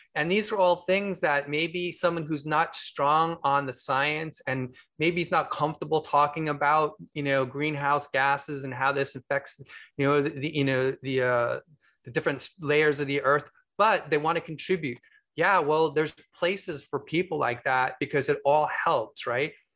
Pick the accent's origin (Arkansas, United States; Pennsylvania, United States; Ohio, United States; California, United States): California, United States; Bay Area; I'm actually from the Bay Area